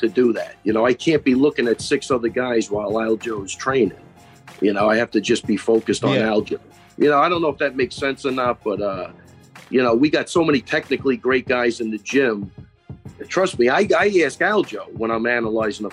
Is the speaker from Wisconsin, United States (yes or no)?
no; Long Island, New York, United States; we're all from Long Island. We all grew up 5 minutes from each other